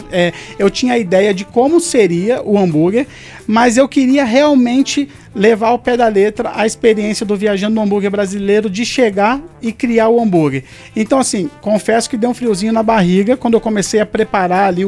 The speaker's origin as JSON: {"language": "Portuguese", "town": "Penedo", "country": "Brazil", "tie": "born or raised there", "said": "Penedo é um lugar assim que eu amo, fui criado em Penedo, vou continuar morando em Penedo"}